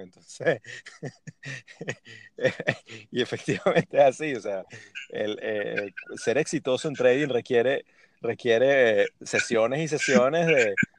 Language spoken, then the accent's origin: Spanish; Venezuela; buen venezolano